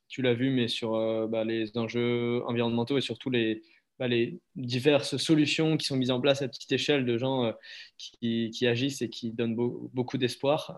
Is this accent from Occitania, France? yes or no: yes; Montpellier, Occitania, France; moved away as an adult; also born or lived in Ardèche / Avignon; now in Anglet, France; né à Montpellier, j'ai grandi autour, enfin, avec un petit passage en Ardèche